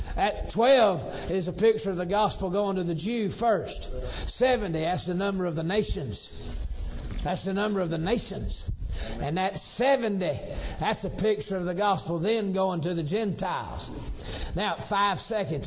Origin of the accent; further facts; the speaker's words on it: Missouri, United States; also born or lived in Georgia, United States; When I was a boy, my daddy pastored in Missouri. We're from Georgia. Let me make that clear. But the Lord sent daddy to Missouri. And from age five to age 12, I was a little paper boy